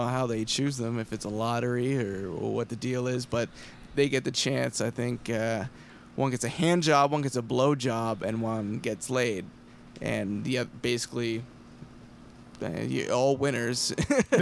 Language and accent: English; Ayr, Ontario, Canada; moved away as an adult; also born or lived in Oakville, Ontario / Toronto; now in Los Angeles, United States; I'm from Ayr.